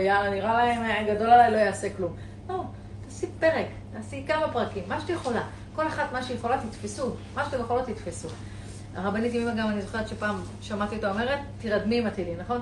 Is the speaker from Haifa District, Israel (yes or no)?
no; Eilat, Southern District, Israel; אני אילתית, אני גדלתי בים